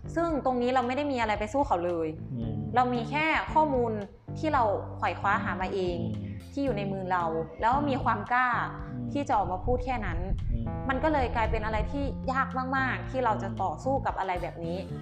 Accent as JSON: {"language": "Thai", "region": "Chiang Rai", "country": "Thailand", "tie": "born or raised there", "said": "บ้านเกิดของเรา"}